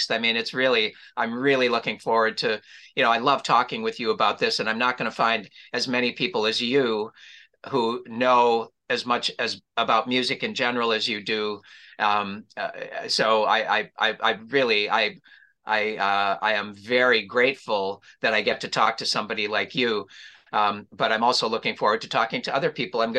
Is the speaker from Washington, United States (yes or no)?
no; Minneapolis, Minnesota, United States; now in Los Angeles, United States; And then I go to Minneapolis for a week where, you know, there's going to be a bunch of festivities, my hometown.